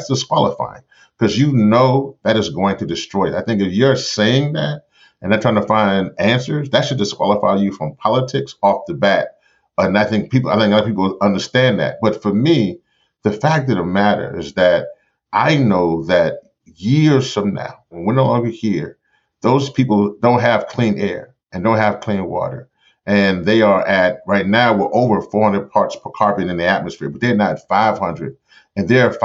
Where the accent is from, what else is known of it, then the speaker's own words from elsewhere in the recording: Louisiana, United States; in Memphis, New Orleans, you know, my home state